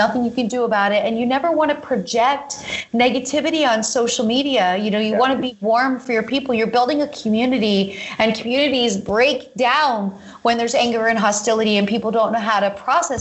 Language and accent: English; Pennsylvania, United States; this is what I grew up doing in Pennsylvania